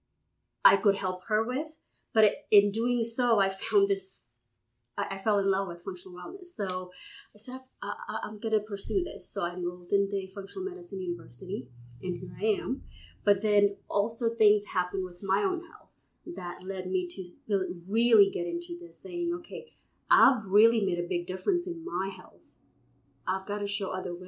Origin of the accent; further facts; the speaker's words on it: Houston, Texas, United States; moved away as an adult; now in Baton Rouge, United States; I'm originally from Houston